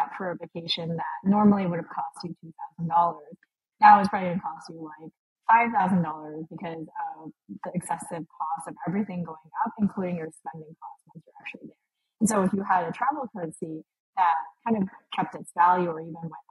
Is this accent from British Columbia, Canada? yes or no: yes; Vancouver, British Columbia, Canada; moved away as an adult; now in Lisbon, Portugal; I grew up in Vancouver. I live in Lisbon now